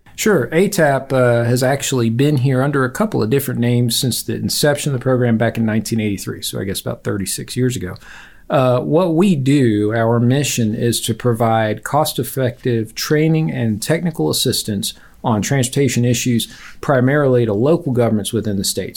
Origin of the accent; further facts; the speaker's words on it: Virginia, United States; moved away as an adult; now in Auburn, United States; I grew up in Virginia.